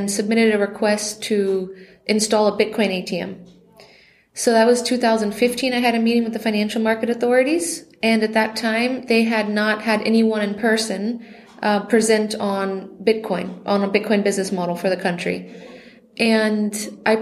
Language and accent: English; Florida, United States; moved away as an adult; also born or lived in France; now in Liechtenstein; I am from Florida originally